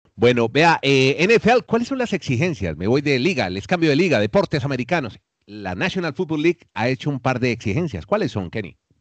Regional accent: Colombia; now in Chile

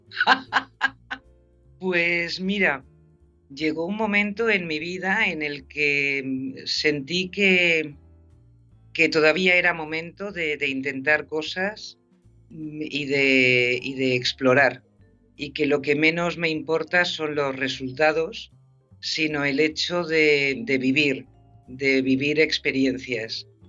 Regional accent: Spain; accent: Spanish from Spain; moved away as an adult; also born or lived in Madrid; now in California, United States; mi español de España, mi acento español.

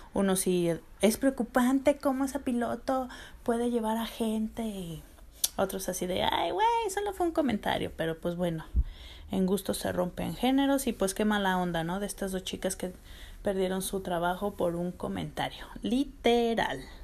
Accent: Aguascalientes, Mexico; mi pueblito de Aguascalientes y su gente

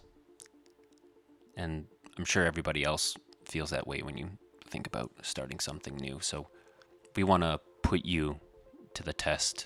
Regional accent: Canada; we are Canadian and proud

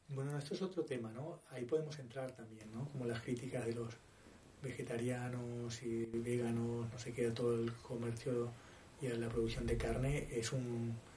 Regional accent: Uruguay; Soy uruguayo

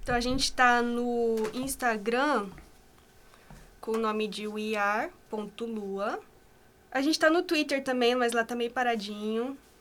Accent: Assaí, Paraná, Brazil; also born or lived in Londrina; sou de Açaí, que é aqui perto, região metropolitana

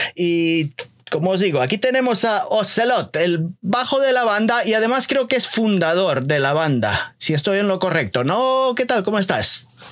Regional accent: Galicia, Spain; yo soy eh, español eh, de Galicia

